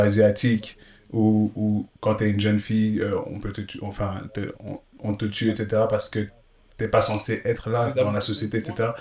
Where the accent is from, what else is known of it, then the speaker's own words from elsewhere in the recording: Belgium; j'ai grandi en Belgique